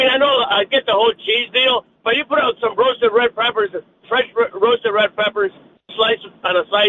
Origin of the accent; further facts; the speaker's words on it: Syracuse, New York, United States; I'm from Syracuse.